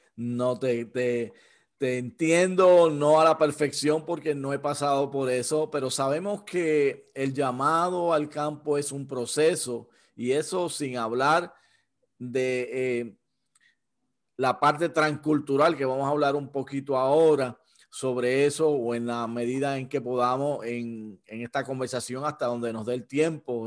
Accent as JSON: {"language": "Spanish", "country": "Puerto Rico", "said": "ya que somos originarios de Puerto Rico"}